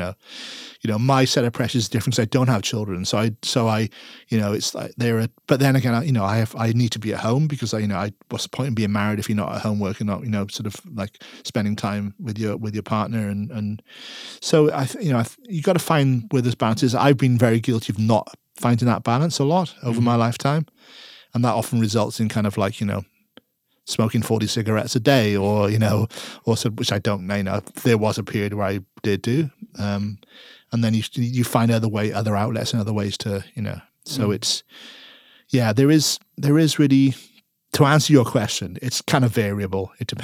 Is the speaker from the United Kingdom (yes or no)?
yes; Wales, United Kingdom; I'm Welsh, you know, they're fly halves to me.